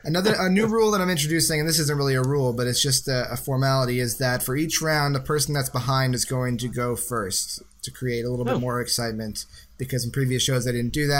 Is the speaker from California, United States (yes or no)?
no; New York, United States; moved away; I'm from New York originally